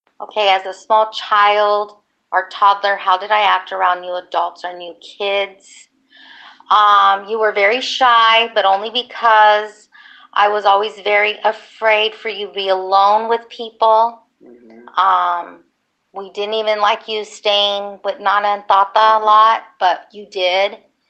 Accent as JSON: {"language": "English", "town": "Lucerne Valley", "region": "California", "country": "United States", "said": "So unfortunately, I was still talking like I was from Lucerne Valley."}